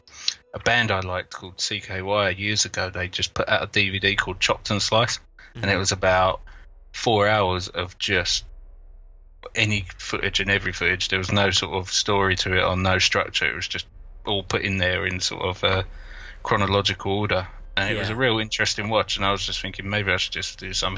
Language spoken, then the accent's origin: English; London, United Kingdom; I'm from London